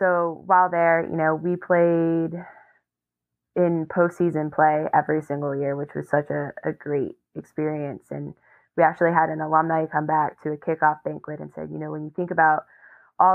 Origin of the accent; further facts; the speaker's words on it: Westford, Massachusetts, United States; moved away; I grew up in Westford, Mass